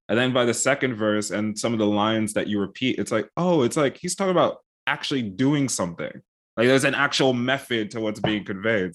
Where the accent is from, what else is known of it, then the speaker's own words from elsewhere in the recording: United States; also born or lived in United Kingdom / Netherlands; I'm American, but I've spent a lot of time in the U K and also in, uh, the Netherlands